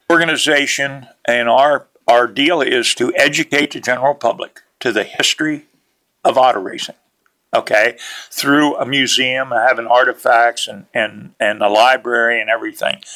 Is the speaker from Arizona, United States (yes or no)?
no; Route 15, near Williams Grove, Pennsylvania, United States; I was born and raised on Route 15, four miles from Williams Grove.